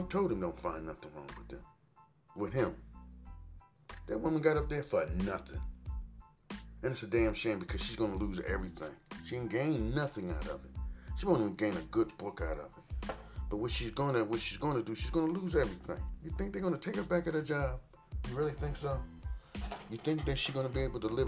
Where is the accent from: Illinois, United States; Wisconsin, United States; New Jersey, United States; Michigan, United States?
New Jersey, United States; Trenton; moved away; my hometown, my home, Trenton, New Jersey